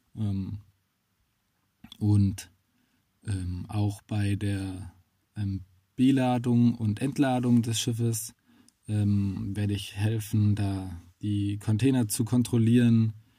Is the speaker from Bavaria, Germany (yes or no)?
no; Swabia, Baden-Württemberg, Germany; als Schwabe